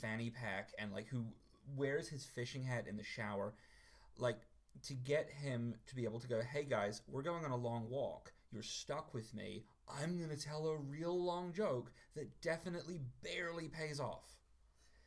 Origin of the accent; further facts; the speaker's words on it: New Zealand; moved away; I was raised in New Zealand, where I am now